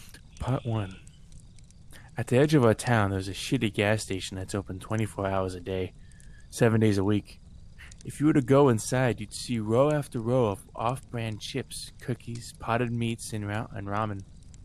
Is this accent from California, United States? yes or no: yes; California, United States; I'm not British. I am born and raised in California, you son of a bitch.